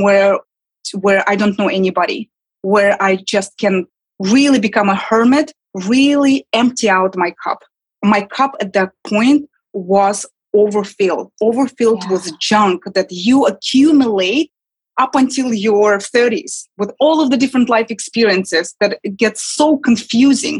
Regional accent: Kazakhstan; English is a second language; moved away as an adult; now in New York, United States; I was born and raised and lived in my early 20s in Kazakhstan.

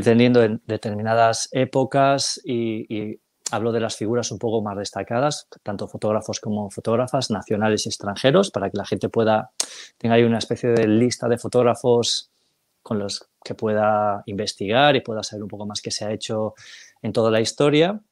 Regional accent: Galicia, Spain; soy gallego del 76

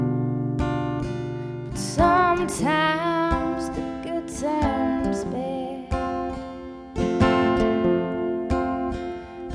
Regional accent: Michigan, United States; I'm from Michigan

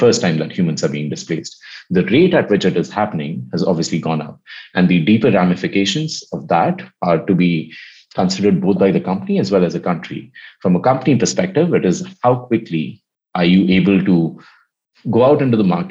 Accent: India; I come from India

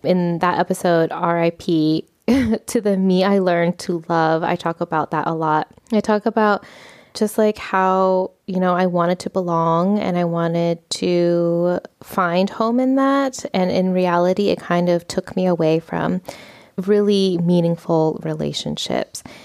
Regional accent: United States; moved away as an adult; now in Spain; I was raised in the United States culture

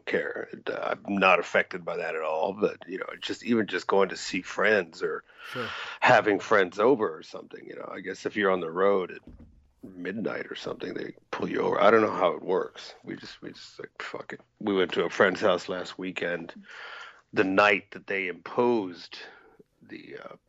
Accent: United States; me being an American

